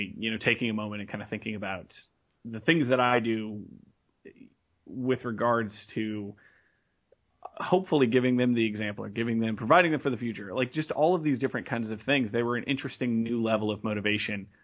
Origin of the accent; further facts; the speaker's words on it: San Antonio, Texas, United States; I'm from Texas, San Antonio specifically, born and raised here.